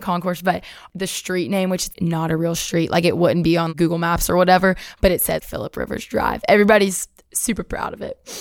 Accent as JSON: {"language": "English", "town": "Athens", "region": "Alabama", "country": "United States", "tie": "born or raised there", "moved": "yes", "said": "I'm from Athens, Alabama"}